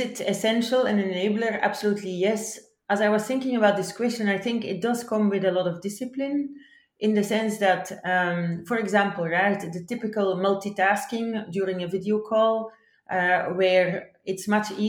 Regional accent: Belgium; my home country in Belgium

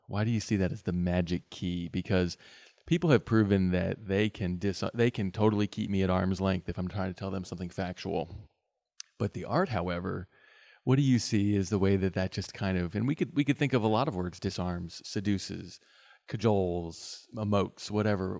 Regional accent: West Virginia, United States; being a native West Virginian

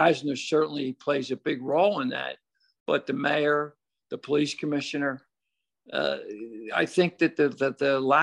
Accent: Philadelphia, Pennsylvania, United States; I was born and raised in South Philadelphia, so I know what the city of Philadelphia is or was

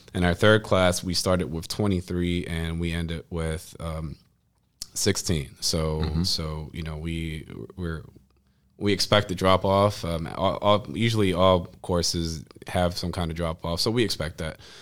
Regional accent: Cleveland, Ohio, United States; also born or lived in Puerto Rico / Hartford, Connecticut / New York City; I grew up in the community. I went to all the um, Cleveland public schools

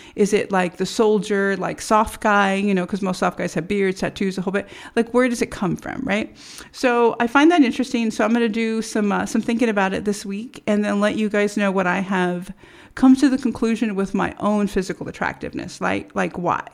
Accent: United States; as American citizens

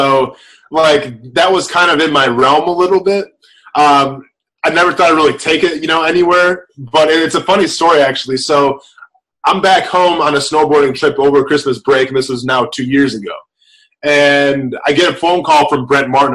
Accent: Wisconsin, United States; now in Jacksonville, United States; I'm from Wisconsin.

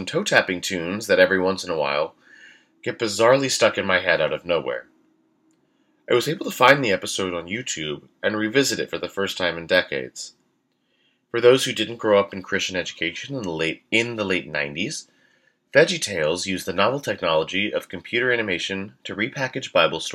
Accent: Houston, Texas, United States; moved away; church growing up in Houston, Texas.

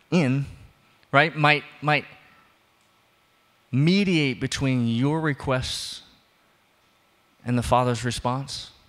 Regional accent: the South, United States; I am from the South, but we don't do that.

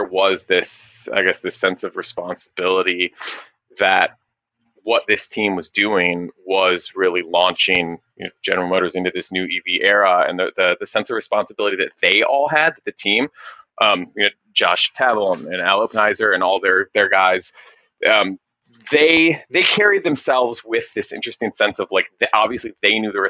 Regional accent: Michigan, United States; moved away; growing up in Michigan

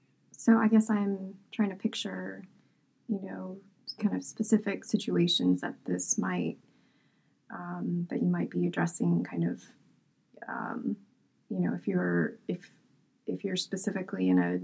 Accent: Atlanta, Georgia, United States

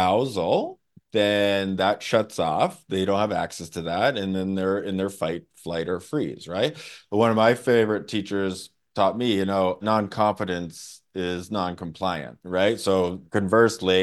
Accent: Canada; I'm from Canada

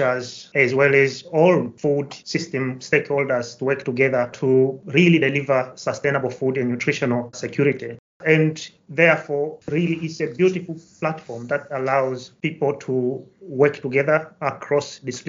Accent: Kilimanjaro, Tanzania; now in Nottingham, United Kingdom; I come from Tanzania, to be precise, from Kilimanjaro. So I was actually born and raised in a farming community, I would say, in the foothills of the highest mountain in Africa.

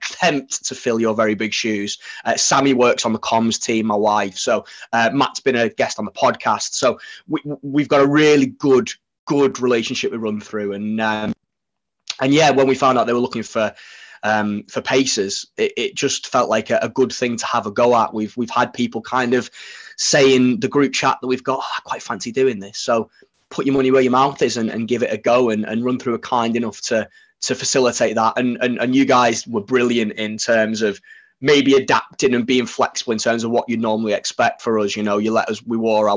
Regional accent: Widnes, North West England, United Kingdom; now in Sheffield, United Kingdom; So I'm from Widnes originally. We live in Sheffield now

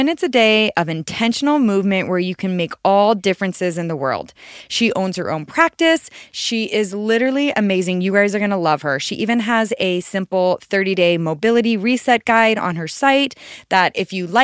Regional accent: Arizona, United States; I am from Arizona and it is always really hot here pretty much.

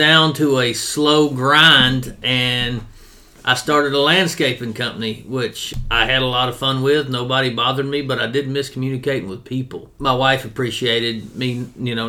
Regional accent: Corrigan, Texas, United States; moved away as an adult; now in Lufkin, United States; I grew up in Corgan, Texas, and joined the Army in the summer of 2000

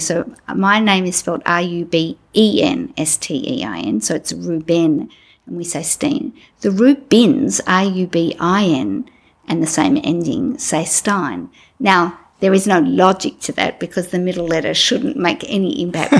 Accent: Melbourne, Victoria, Australia; I grew up in Melbourne

